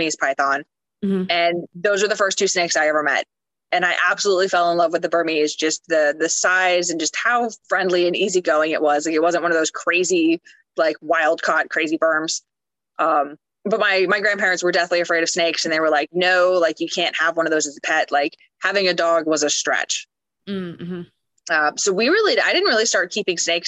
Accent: Florida, United States; moved away; also born or lived in Tampa, Florida / Ocala, Florida; we are originally from Florida. We used to live in Tampa, Florida

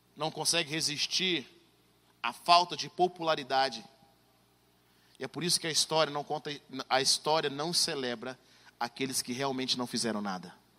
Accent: Brazil; moved away as an adult; now in United States; nós crescemos no Brasil

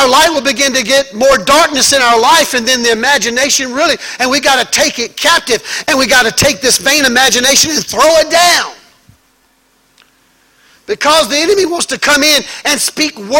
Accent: Mississippi, United States; I was raised in Mississippi, in the woods, where it's dark

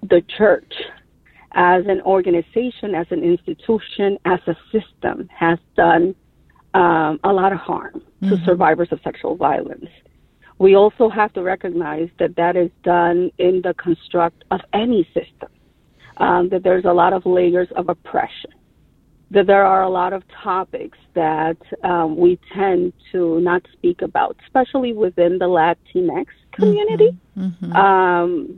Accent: Dominican Republic; moved away as an adult; also born or lived in New York City, United States; now in United States; So I am an immigrant, but I was raised in New York City. So then I migrated back again to my country and went to high school as well as college in the Dominican Republic.

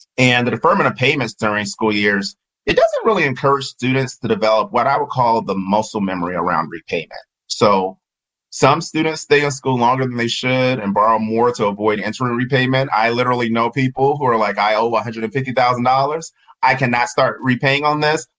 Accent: Georgia, United States; I'm Southern and from Georgia

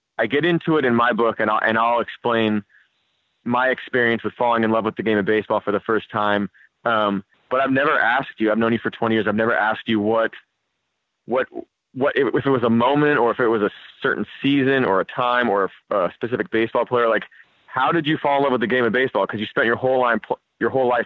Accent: San Francisco, California, United States; We grew up playing together in San Francisco

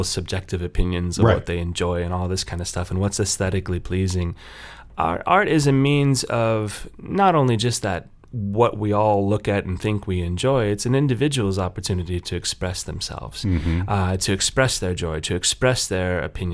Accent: Kansas City, United States; moved away as an adult; also born or lived in Colorado / South Dakota; now in Kearney, United States; I'm originally from Kansas City, so I was born and raised in the Midwest

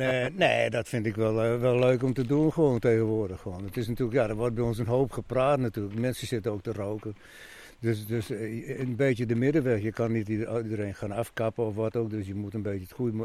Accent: Friesland, Netherlands; ik ben ook een Fries

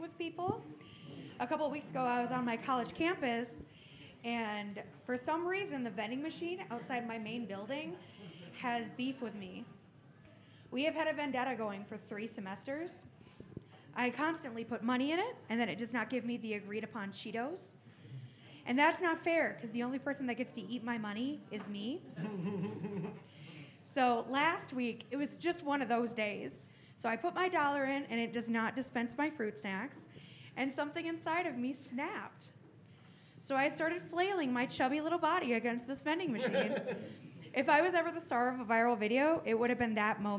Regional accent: Phoenix, Arizona, United States; I'm from Phoenix.

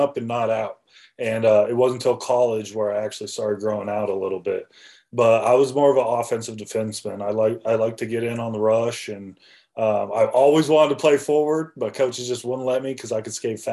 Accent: Colorado, United States; born or raised there

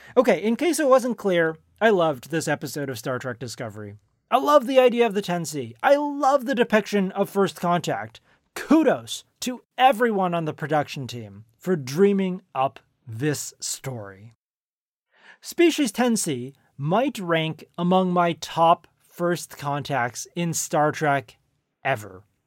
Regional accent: Silicon Valley, California, United States; I grew up in Silicon Valley, where it was common to go trick-or-treating at Steve Jobs' house

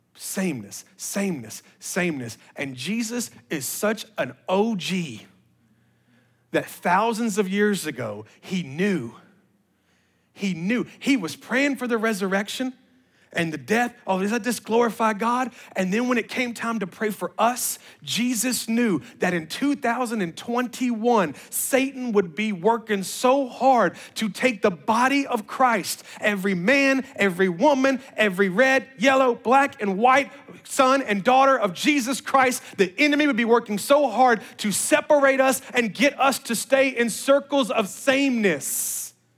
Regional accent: Memphis, Tennessee, United States; we're from Memphis

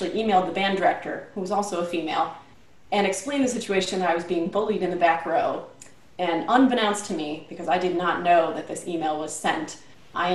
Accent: Rochester, New York, United States; also born or lived in Cincinnati, Ohio; I grew up in Rochester, New York

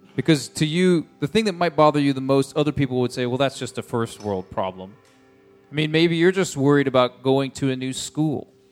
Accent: United States; I'm an American

